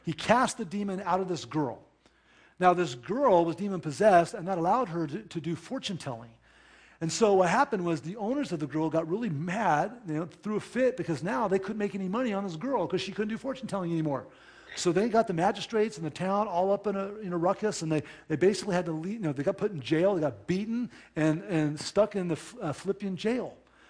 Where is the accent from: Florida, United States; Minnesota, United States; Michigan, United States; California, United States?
California, United States; moved away as an adult; I thought I was going to do ministry in my home state of California the rest of my life.